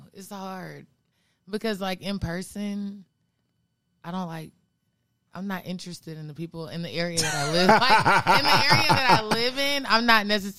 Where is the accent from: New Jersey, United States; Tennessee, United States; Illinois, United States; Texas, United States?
Texas, United States; Arlington; I'm from Arlington. Okay. Arlington, Texas.